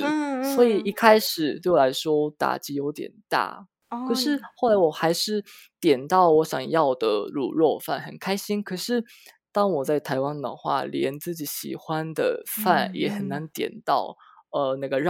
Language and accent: Chinese; Osaka, Japan; Chinese is a second language; moved away as an adult; also born or lived in Taiwan; 每次我都会说我是从呃大阪过来的这样。